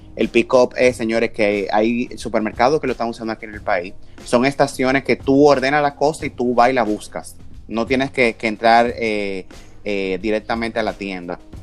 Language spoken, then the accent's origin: Spanish; Dominican Republic; como dominicano